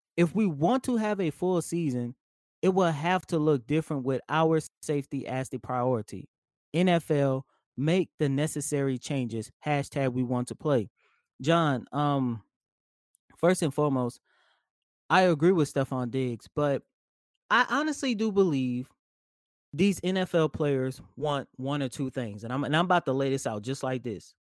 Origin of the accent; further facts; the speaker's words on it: New Orleans, Louisiana, United States; that is my hometown. That is my home city